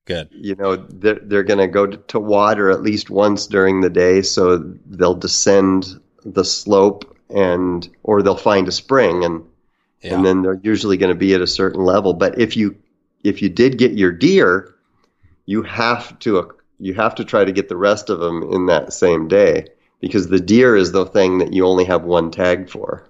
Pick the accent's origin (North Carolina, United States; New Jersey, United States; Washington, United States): Washington, United States; Kalama; also born or lived in Vancouver, Washington; I grew up in the Northwest um, on the Kalama River, on the North Fork Lewis, and then lived on the Columbia. So Kalama, Washington, and uh, Vancouver, Washington.